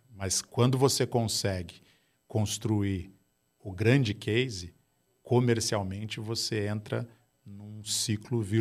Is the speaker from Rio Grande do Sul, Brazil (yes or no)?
yes; Gaúcho, Rio Grande do Sul, Brazil; Eu sou gaúcho do lado vermelho